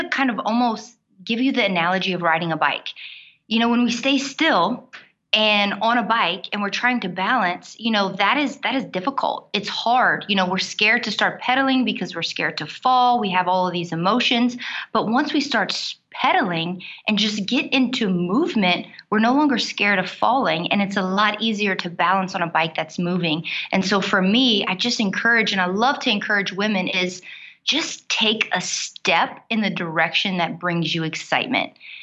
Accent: South Louisiana, United States; accent: Cajun; I'm from South Louisiana. You might hear my accent when I get a little bit excited. I'm a Cajun woman

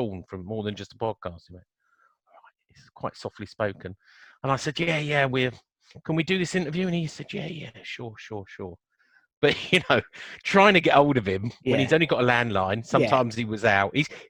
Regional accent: Chessington, London, United Kingdom; born there; I was born in Chesington.

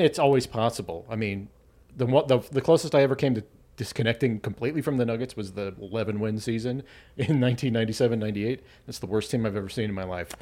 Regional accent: Arvada, Colorado, United States; also born or lived in Thornton, Colorado; I grew up in Arvada.

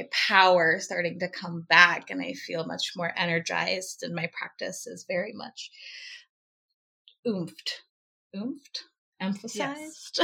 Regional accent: Alaska, United States; Born and raised in Alaska

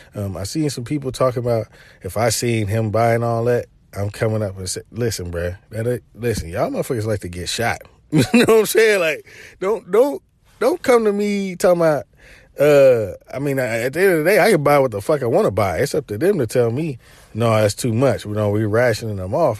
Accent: Chattanooga, Tennessee, United States; I'm from Chattanooga

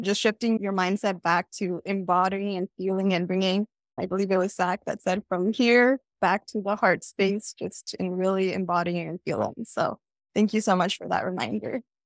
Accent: Southern California, United States; I'm from Southern California

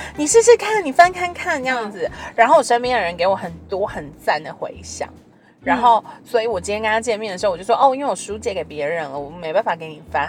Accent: Taiwan; 以我们在台湾的这个社会长大

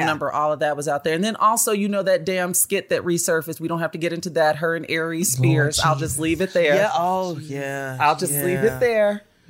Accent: Chicago, Illinois, United States; He is from Chicago, and I say this as a Chicagoan.

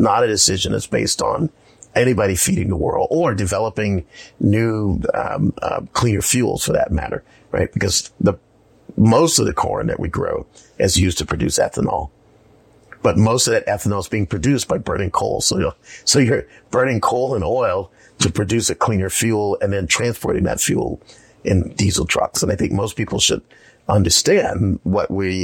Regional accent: South Carolina, United States; moved away; I grew up in South Carolina

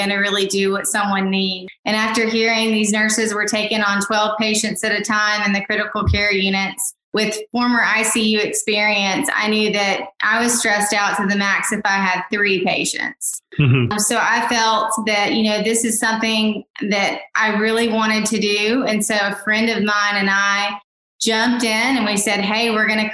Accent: Mississippi, United States; also born or lived in Rhode Island / Oregon; now in North Georgia, United States; I'm originally from Mississippi, as I stated before. And now I currently reside in North Georgia

